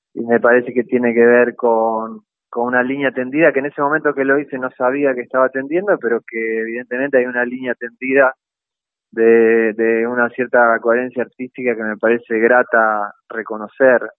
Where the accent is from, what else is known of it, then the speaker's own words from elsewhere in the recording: Concordia, Entre Ríos, Argentina; moved away as an adult; also born or lived in Rosario; nací en Rosario, pero me crié en Entre Ríos, me crié en Concordia.